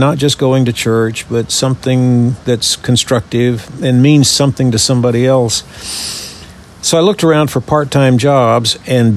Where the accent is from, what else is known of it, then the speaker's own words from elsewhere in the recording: Louisiana, United States; moved away as an adult; also born or lived in Texas; now in Birmingham, United States; born and raised in Louisiana